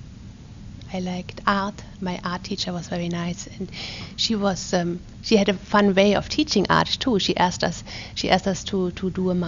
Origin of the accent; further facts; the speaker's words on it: a small town near Cologne, North Rhine-Westphalia, Germany; moved away as an adult; also born or lived in Neumünster, Germany; now in Pittsburgh, United States; I was born in Neumünster, Germany, in the northern part of Germany, and I was born in 1965. I grew up in a smaller town which is close to Cologne, so in the middle part of Germany